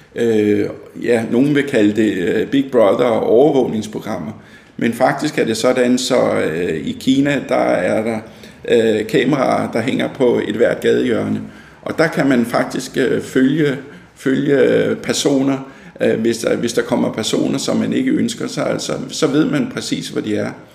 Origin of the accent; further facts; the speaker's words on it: Fredensborg, Capital Region of Denmark, Denmark; moved away as an adult; now in Hillerød, Denmark; jeg er født og opvokset i Fredensborg